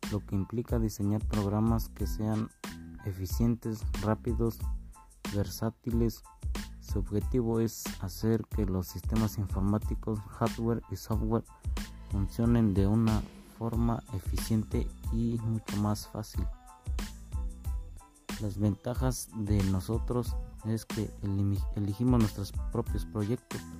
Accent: Tolimán, Querétaro, Mexico; vengo de Tolimán, Querétaro, soy de una comunidad del Cerrito Parado

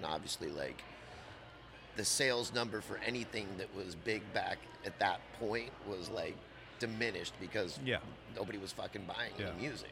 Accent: Los Angeles, California, United States; also born or lived in San Clemente; I was born in Los Angeles. But I, when I was younger, I had I was fortunate enough where my parents had a place in San Clemente, too. So I kind of split my time between L.A. and San Clemente

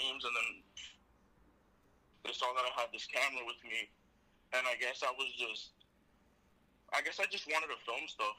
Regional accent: Lawrence, Massachusetts, United States; I'm from Lawrence, Massachusetts

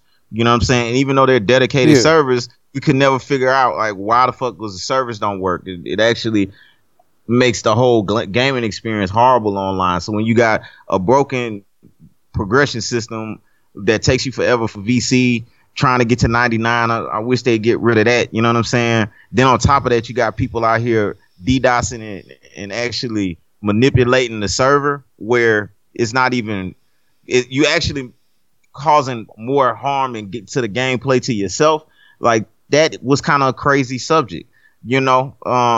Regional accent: the South, United States; I'm from the South, so I'm Cajun

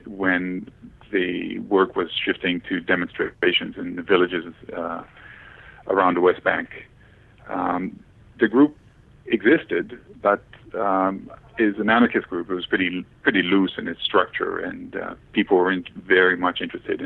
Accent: Israel; moved away as an adult; also born or lived in Maryland, United States / Washington, D.C., United States / Canada; I was born in Israel, and I was in the U.S. for school

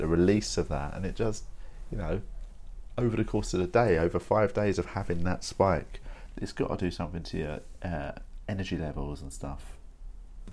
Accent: United Kingdom; as a British person

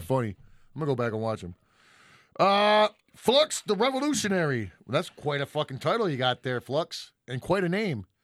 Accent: Detroit, Michigan, United States; we're both from Detroit.

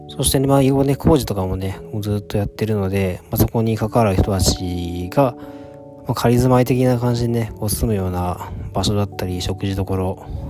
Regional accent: Tokyo, Japan; also born or lived in Mie Prefecture; 東京育ちなんで 都会育ちなんで

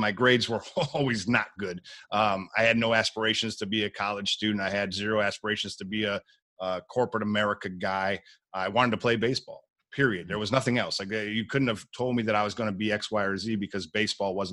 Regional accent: Buffalo, New York, United States; I was born and raised in Buffalo, New York, middle class, low middle class family

